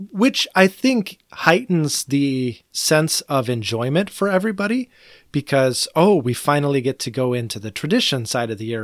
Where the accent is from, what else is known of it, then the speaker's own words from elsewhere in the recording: United States; I am an American